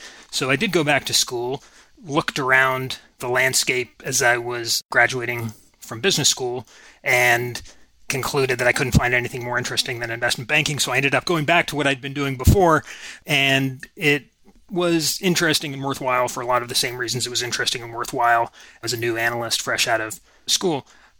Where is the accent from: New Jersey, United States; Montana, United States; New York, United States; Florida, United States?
New Jersey, United States; Princeton; also born or lived in Boston, Massachusetts; now in Juneau, United States; I was born in Boston. I grew up in Princeton, New Jersey, college town, very academic family.